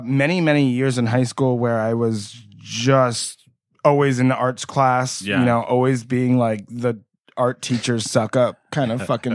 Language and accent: English; New Jersey, United States; moved away as an adult; now in San Diego, United States; I'm from New Jersey.